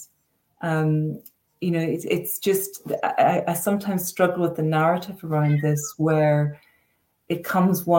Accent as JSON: {"language": "English", "region": "Northern Ireland", "country": "United Kingdom", "tie": "born or raised there", "said": "I'm from Northern Ireland and, you know, lived, you know, through the Troubles"}